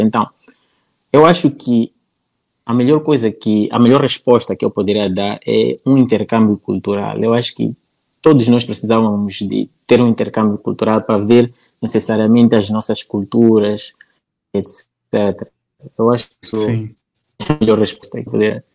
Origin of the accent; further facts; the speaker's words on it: Nampula, Mozambique; accent: northern Mozambican; eu nasci na Ampula